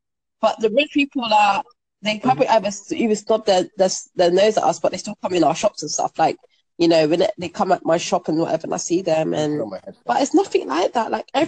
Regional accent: Jamaica; now in United Kingdom; And I'm Jamaican or whatever.

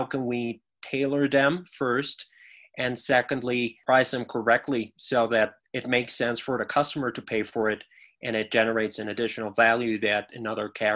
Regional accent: Mexico; I got an offer to come back to Mexico

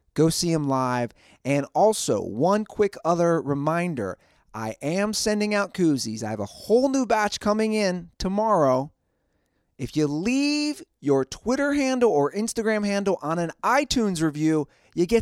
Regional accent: Cincinnati, Ohio, United States; now in Southern California, United States; My hometown Cincinnati

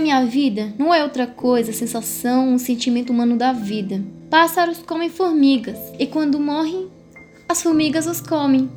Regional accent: Morocco; moved away; tenho 16 anos, eu sou do Marrocos

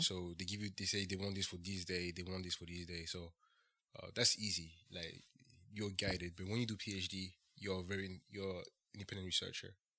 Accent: Ferney-Voltaire, Auvergne-Rhône-Alpes, France; moved away as an adult; also born or lived in Bradford, England; I was born and raised in France. Uh, I grew up, uh, next to, uh, Switzerland, uh, next to Geneva, actually

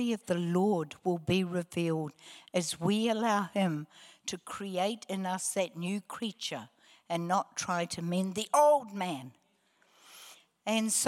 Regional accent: Hamilton, Waikato, New Zealand; also born or lived in Palmerston North, New Zealand; I was born in Palmerston North. I was one of three children. I have no or little childhood memory under the age of 9. And at 9, we shifted to Hamilton

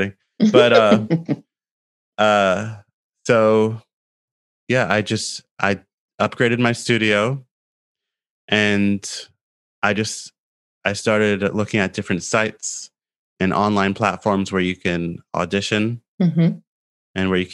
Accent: Canada; moved away as an adult; now in Asia; I'm from Canada

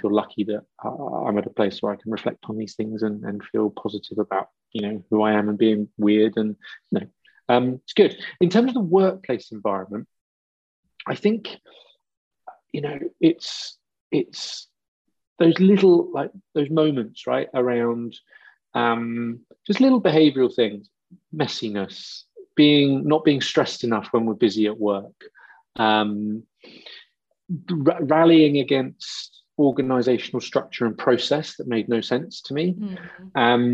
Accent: Wiltshire and Dorset, South West England, United Kingdom; I grew up in Wiltshire and Dorset

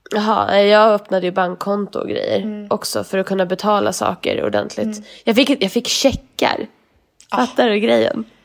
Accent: Sweden; moved away as an adult; vi är svenskar

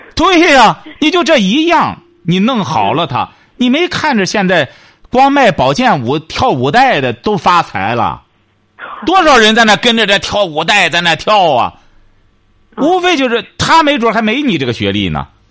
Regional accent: China; 我们中国人呢，总觉得大家都这样做的时候，他这样做，他有安全感

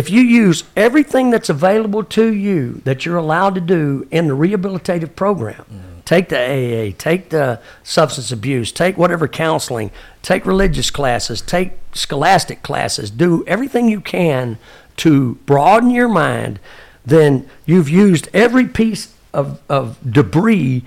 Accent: Texas, United States; I'm a Texan.

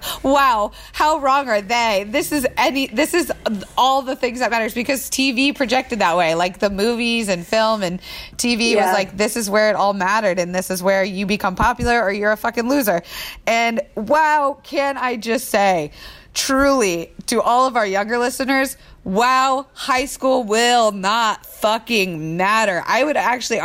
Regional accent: Florida, United States; now in Los Angeles, United States; growing up in Florida

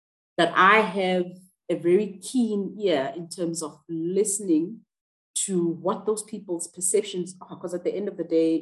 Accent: Johannesburg, Gauteng, South Africa; I grew up in Soweto, which was a township in Johannesburg

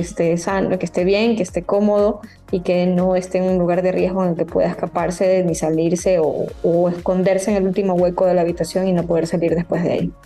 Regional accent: Ecuador; los hábitos que tenemos como ecuatorianos

